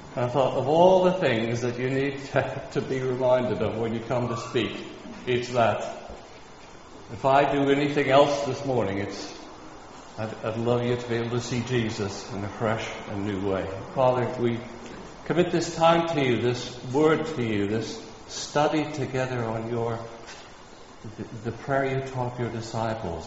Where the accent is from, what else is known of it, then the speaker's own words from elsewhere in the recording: Kansas, United States; moved away; where I grew up in Kansas